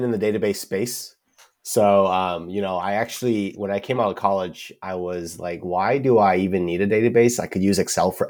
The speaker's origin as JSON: {"language": "English", "town": "Vancouver", "region": "British Columbia", "country": "Canada", "tie": "born or raised there", "moved": "as an adult", "lives_now": "Seattle, United States", "said": "Vancouver, British Columbia, Canada."}